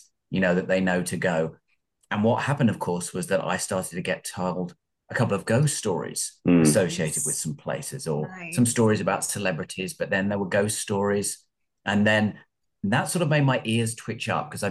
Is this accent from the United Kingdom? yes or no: yes; United Kingdom; moved away as an adult; now in Los Angeles, United States; I'm not American. I'm from England originally, from North London, about 50 miles outside London. But I have been here in Los Angeles for about 15 years. Mm. 20 years, in fact.